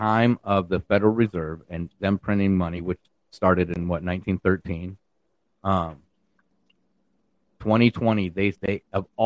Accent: United States

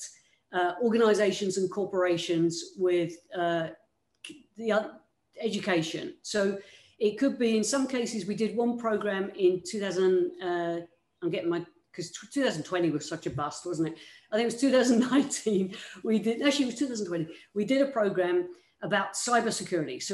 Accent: United Kingdom; moved away; you can probably tell by my accent, I'm not originally from these parts. I came from the United Kingdom

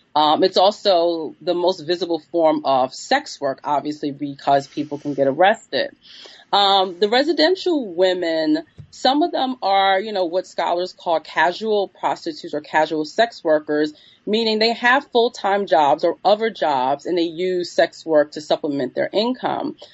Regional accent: New York City, New York, United States; I'm from New York City. I was born in the 1970s and grew up in, in New York City in the Bronx in 19, 1980s and 1990s

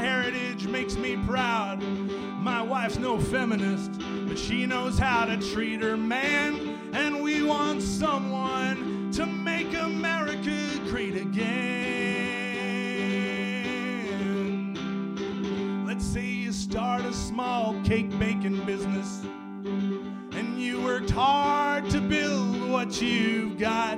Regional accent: Anchorage, Alaska, United States; moved away; I grew up in Anchorage

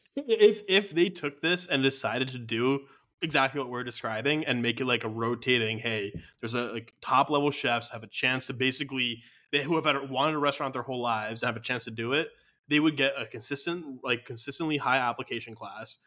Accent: United States; as a American viewer

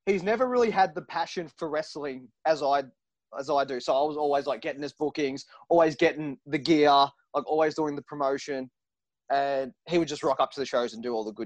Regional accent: Werribee, Victoria, Australia; We're all from Werribee

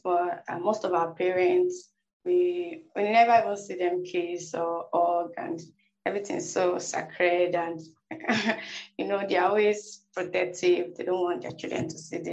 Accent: Nigeria; us Nigerians

